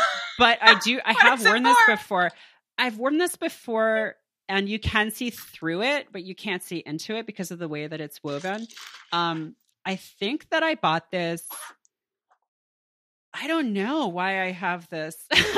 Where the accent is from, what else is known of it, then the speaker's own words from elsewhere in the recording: Canada; They can take advantage of my generosity and inborn kindness because I'm from Canada.